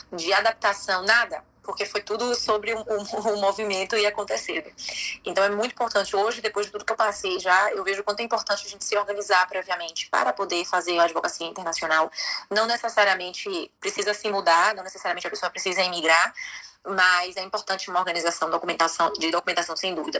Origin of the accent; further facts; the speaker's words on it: Bahia, Brazil; moved away as an adult; now in Spain; sou brasileira, baiana, e há oito anos moro na Espanha